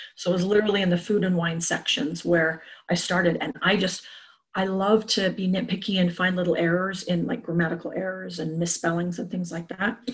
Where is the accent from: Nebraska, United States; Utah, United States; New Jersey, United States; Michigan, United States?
Utah, United States; Salt Lake City; also born or lived in Boulder, Colorado; I grew up in Salt Lake City